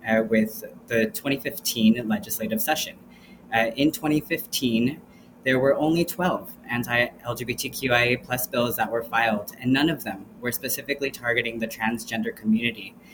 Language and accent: English; El Paso, Texas, United States; I am a trans, queer, non binary, first generation immigrant from El Paso, Texas